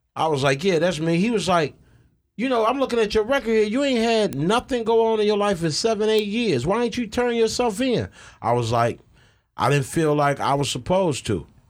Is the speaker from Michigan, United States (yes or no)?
yes; Ecorse, Michigan, United States; also born or lived in Southwest Detroit, Michigan; I grew up out in Ecorse